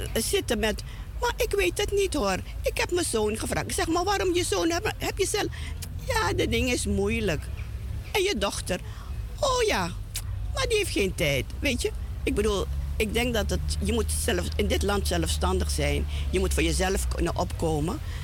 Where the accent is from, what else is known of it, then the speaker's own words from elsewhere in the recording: Suriname; now in Netherlands; zo'n sterke binding hebben met ons, met ons moederland, zal ik het maar noemen, dat wij het ook altijd denken aan onze ouderen in Suriname